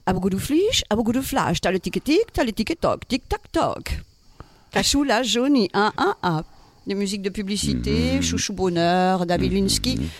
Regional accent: Toulouse, Occitania, France; oui, on est de l'Occitanie, Toulouse, originaire de Toulouse.

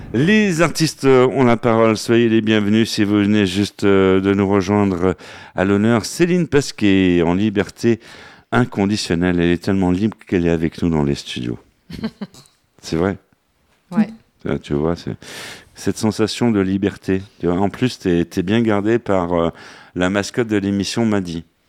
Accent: Saint-Sulpice-Laurière, Nouvelle-Aquitaine, France; moved away; mon village natal, Saint-Sulpice-Laurière.

